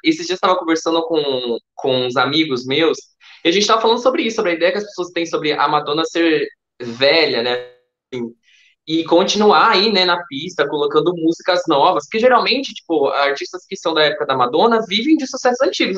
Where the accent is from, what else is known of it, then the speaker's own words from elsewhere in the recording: Campinas, São Paulo, Brazil; now in Hortolândia, Brazil; Eu era de Campinas, eu mudei recentemente para Hortolândia